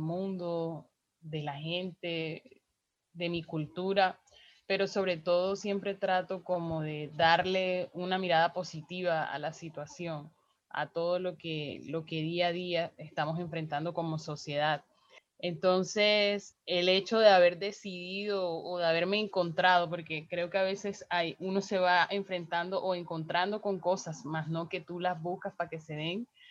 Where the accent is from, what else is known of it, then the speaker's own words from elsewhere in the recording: Riohacha, La Guajira, Colombia; soy una mujer afro guajira, nací en Hacha y vivo en Riohacha